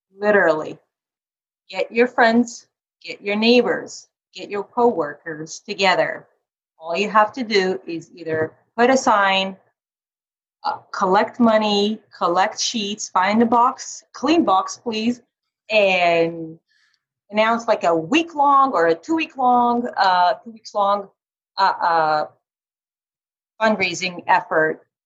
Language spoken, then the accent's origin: English; Carmel, Indiana, United States; my hometown it's called carmel indiana